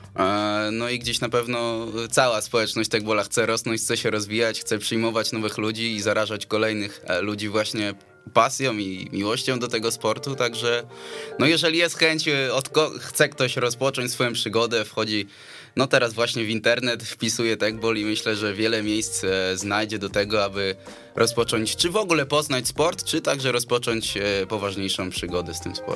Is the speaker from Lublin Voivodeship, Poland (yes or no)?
no; Warsaw, Masovian Voivodeship, Poland; chłopaki jesteśmy charakterne z Pragi